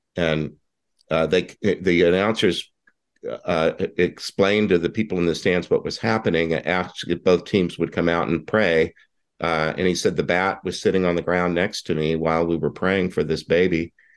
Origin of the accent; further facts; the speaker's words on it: Houston, Texas, United States; now in Tucson, United States; you and I are both from Texas. I don't live there anymore, but when the Houston when the Houston Colt 45s came to town in 1962, I was six years old